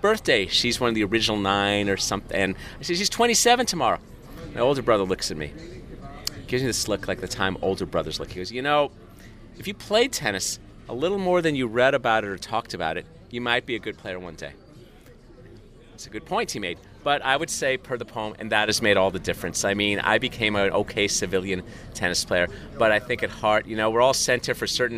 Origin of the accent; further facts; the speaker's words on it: Southern California, United States; I'm growing up in Southern California